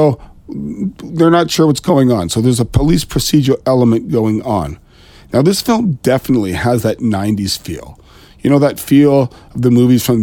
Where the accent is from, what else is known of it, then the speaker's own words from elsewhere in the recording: Ontario, Canada; I am Canadian. I'm just east of Toronto